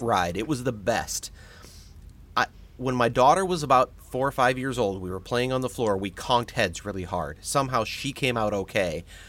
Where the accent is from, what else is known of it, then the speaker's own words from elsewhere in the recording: St. Louis, Missouri, United States; I grew up in Saint Louis